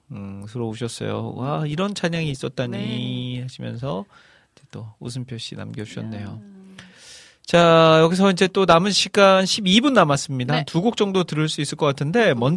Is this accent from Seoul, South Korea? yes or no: no; Iksan, North Jeolla, South Korea; 저는 이제 고향이 익산인데